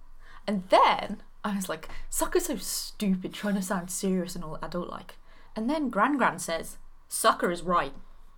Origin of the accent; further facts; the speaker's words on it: United Kingdom; Also, we're British.